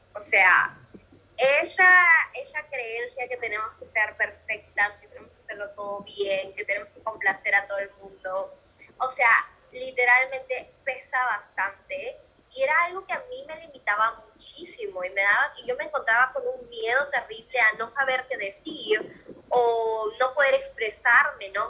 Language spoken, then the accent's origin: Spanish; Peru; moved away as an adult; yo soy de Perú